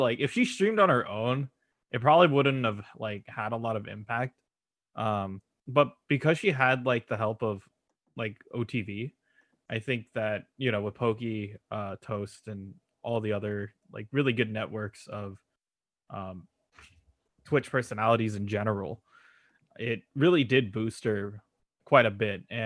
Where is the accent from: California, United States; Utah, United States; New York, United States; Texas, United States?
California, United States; We're both from Cali